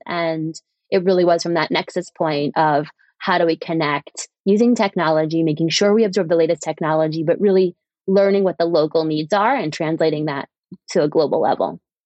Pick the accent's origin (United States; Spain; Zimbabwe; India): United States; moved away as an adult; also born or lived in Europe / East Africa; now in London, United Kingdom; I'm an American who went to work in Europe and then ended up founding a company in East Africa.